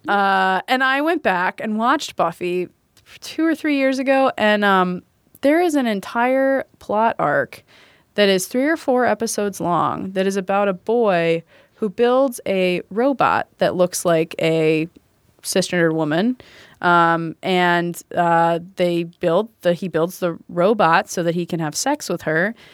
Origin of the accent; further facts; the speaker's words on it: Kennesaw, Georgia, United States; now in Chicago, United States; I grew up in Kennesaw, Georgia